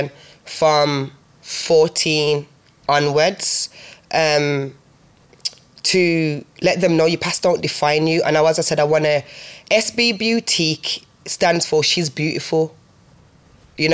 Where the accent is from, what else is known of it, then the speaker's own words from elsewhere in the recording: Birmingham, West Midlands, United Kingdom; also born or lived in Handsworth / Newtown; I'm from Laidwood.